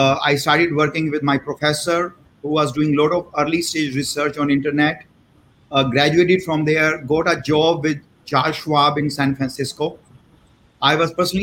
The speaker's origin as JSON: {"language": "English", "country": "India", "tie": "born or raised there", "also_born_or_lived": "St. Louis, United States / Bay Area, United States", "moved": "as an adult", "said": "I was born and raised in India."}